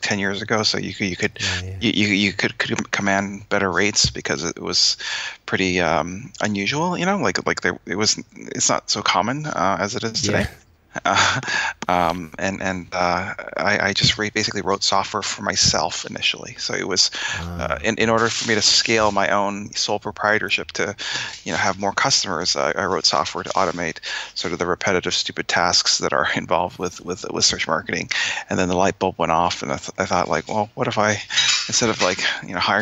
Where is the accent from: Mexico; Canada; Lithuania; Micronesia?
Canada; Winnipeg, Manitoba; now in Boston, United States; I'm from Canada, like Winnipeg, but I live here in Boston.